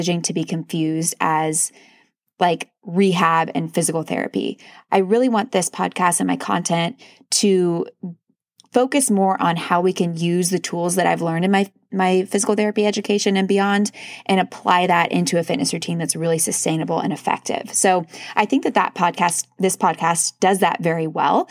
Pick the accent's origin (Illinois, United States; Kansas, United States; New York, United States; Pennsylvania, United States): Kansas, United States; moved away; also born or lived in North Carolina; I'm from Kansas, then we went to North Carolina, then we came here